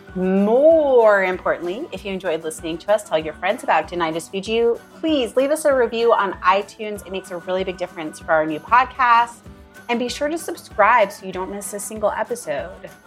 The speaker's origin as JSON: {"language": "English", "country": "United States", "tie": "born or raised there", "said": "I grew up in it"}